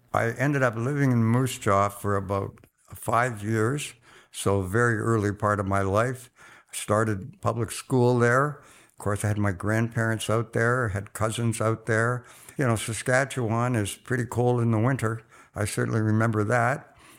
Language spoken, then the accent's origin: English; Oxford, South East England, United Kingdom; now in Canada; I was born in Oxford just after the Second World War